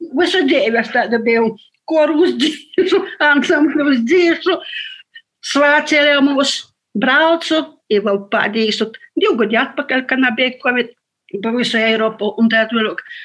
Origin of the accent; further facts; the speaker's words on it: Latgale, Latvia; sātā runājam latgaliski